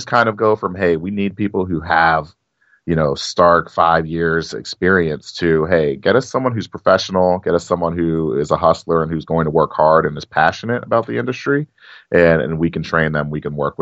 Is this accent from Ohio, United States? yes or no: yes; Cincinnati, Ohio, United States; my hometown of Cincinnati